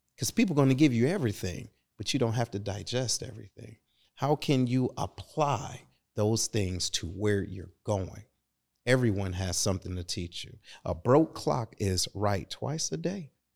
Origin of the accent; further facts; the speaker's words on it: Detroit, Michigan, United States; moved away; I'm originally from Detroit